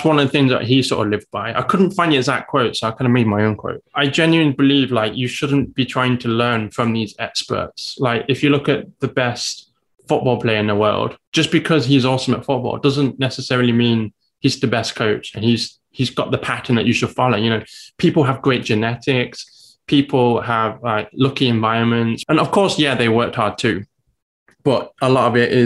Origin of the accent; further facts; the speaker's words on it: England, United Kingdom; now in Taiwan; As you may guess from my accent, I'm from England.